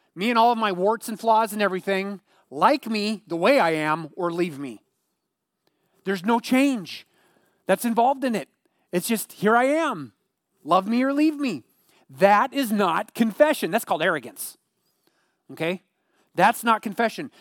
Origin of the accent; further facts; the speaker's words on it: Eugene, Oregon, United States; growing up in the Eugene area